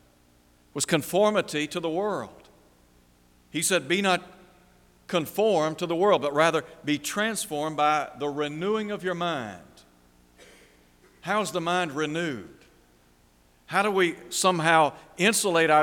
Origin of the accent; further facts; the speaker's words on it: Chattanooga area, Tennessee, United States; In my hometown, there are two mountains, Signal Mountain and Lookout Mountain